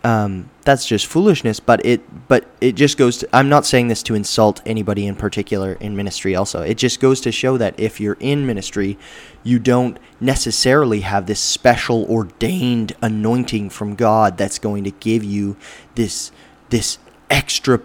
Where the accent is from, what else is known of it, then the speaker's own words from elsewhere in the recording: Alberta, Canada; now in British Columbia, Canada; I'm from Alberta, so the humidity there is way low